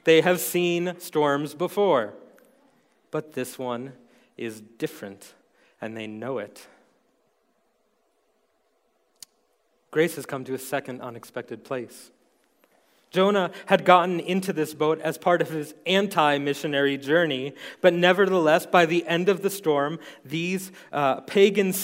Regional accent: New York City, New York, United States; accent: New York; moved away as an adult; now in Montana, United States; my impossibly thick New York accent. I was born and raised in New York City

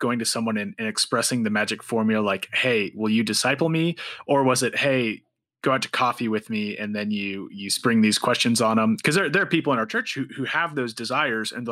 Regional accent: Montana, United States; I'm from Montana

